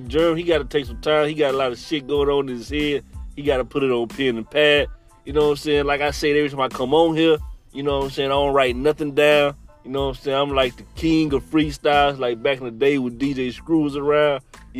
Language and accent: English; Boston, Massachusetts, United States; They already know I'm from Boston, man.